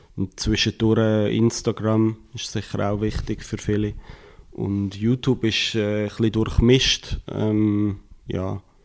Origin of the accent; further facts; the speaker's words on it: Switzerland; wir als Schweizer